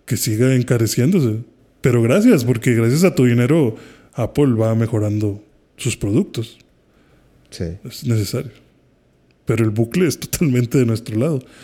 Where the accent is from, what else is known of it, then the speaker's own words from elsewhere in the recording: Haiti; yo que soy de Haití, sí me he llegado a discutir con usuarios